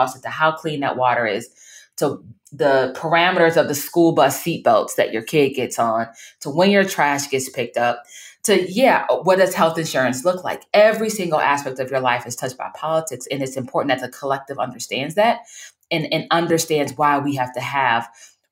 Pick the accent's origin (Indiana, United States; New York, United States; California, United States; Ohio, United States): Ohio, United States; Bedford Heights; I am originally from Bedford Heights, Ohio, which is right outside of Cleveland